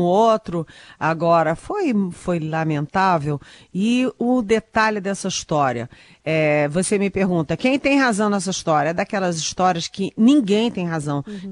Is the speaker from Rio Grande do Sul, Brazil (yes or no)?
no; Rio de Janeiro, Brazil; Eu, eu sou carioca, falo sinal